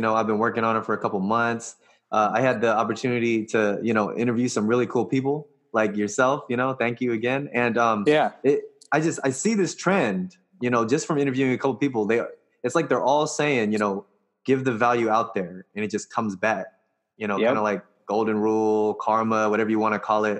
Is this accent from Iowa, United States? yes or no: no; Stockton, California, United States; I come from Stockton, California